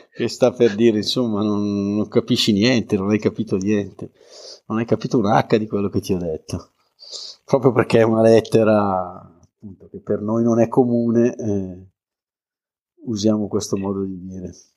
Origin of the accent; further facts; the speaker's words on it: Bergamo, Lombardy, Italy; come capirete dall'accento, che sono di Bergamo